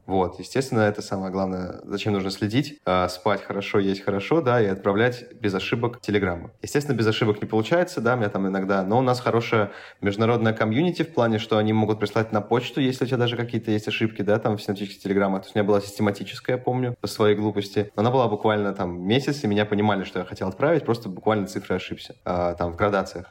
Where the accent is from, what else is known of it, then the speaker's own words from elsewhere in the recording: Saint Petersburg, Russia; я, в принципе, из Петербурга